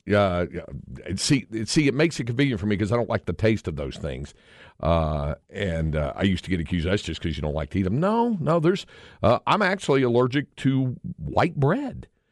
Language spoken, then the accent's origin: English; North Carolina, United States; moved away as an adult; now in Austin, United States; growing up in North Carolina